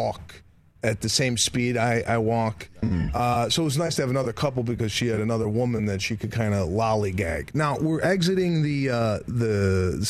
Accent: Chicago, Illinois, United States; I grew up in Chicago.

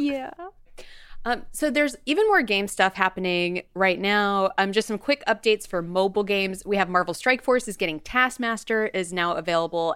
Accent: Bakersfield, California, United States; I'm from Bakersfield, California

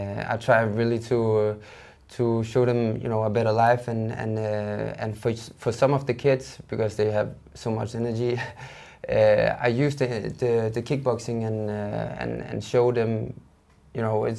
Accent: Denmark; Denmark is a nice place to grow up in, and you know, we don't have so much struggle as they have in many other countries. So I feel that I'm very lucky that I'm born in Denmark.

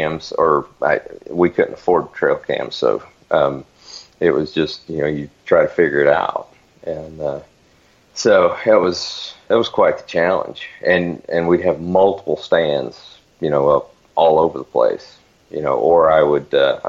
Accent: Northwest Florida, United States; moved away; also born or lived in Arizona; I grew up in Northwest Florida.

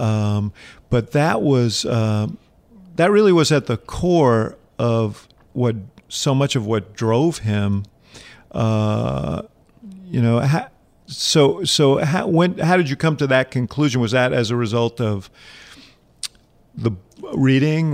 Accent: New York City, New York, United States; I grew up here in New York City

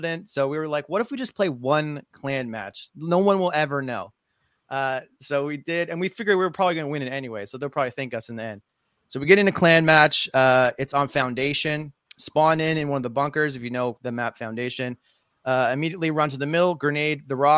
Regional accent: Nova Scotia, Canada; I'm from Nova Scotia

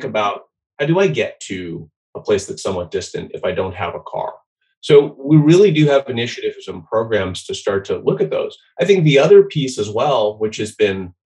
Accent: Boise, Idaho, United States; I grew up in Boise, Idaho

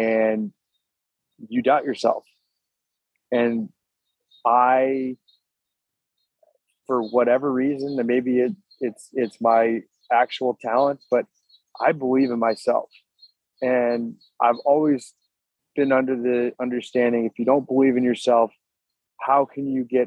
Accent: St. Louis, Missouri, United States; I'm from St. Louis, Missouri

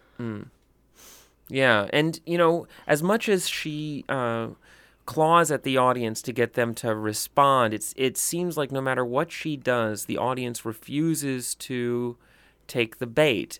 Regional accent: the South, United States; growing up in the South

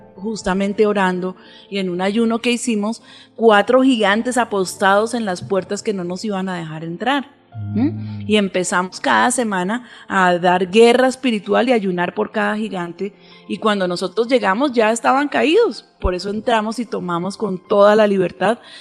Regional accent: Colombia; nuestra nación

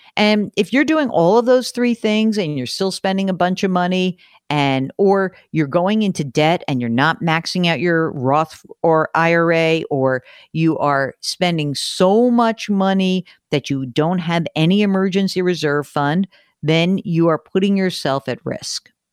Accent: New York metropolitan area, United States; I grew up in the New York metropolitan area

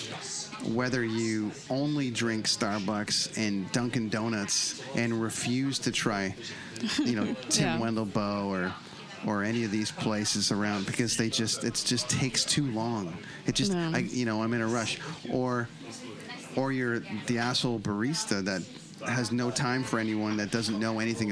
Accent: Canada; being from Canada

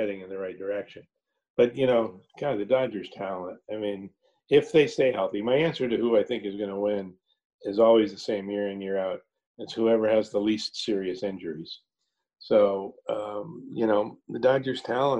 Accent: Los Angeles, California, United States; I grew up in Los Angeles

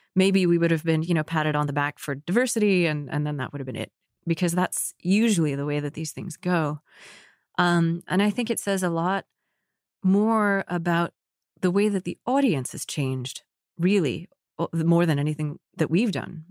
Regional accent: United States; also born or lived in Egypt; as American Muslims

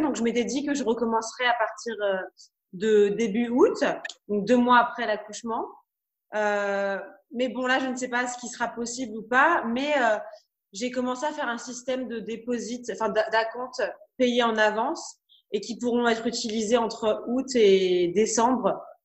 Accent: France; je suis française

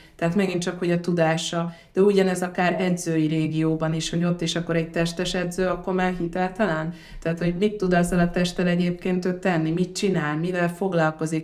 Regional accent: Hungary; also born or lived in Ghana; gánai magyarként itt vagyok

